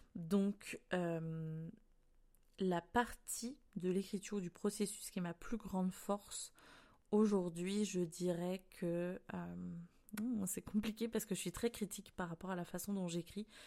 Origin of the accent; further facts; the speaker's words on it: France; moved away as an adult; now in Canada; je suis française